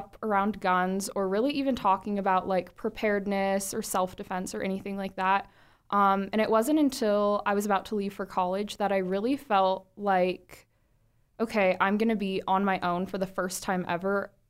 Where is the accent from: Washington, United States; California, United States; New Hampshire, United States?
California, United States; So for me, I'm from Santa Clara County.